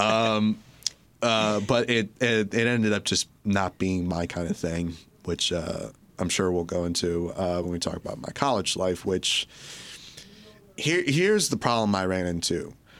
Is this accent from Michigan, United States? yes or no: yes; Orchard Lake, Michigan, United States; I grew up in, uh, right near here in a little place called Orchard Lake.